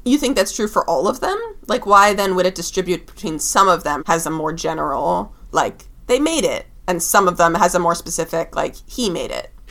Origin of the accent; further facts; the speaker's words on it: Seattle, Washington, United States; also born or lived in California; I lived in Seattle from the time I was nine until the time I was 17. I basically consider it my hometown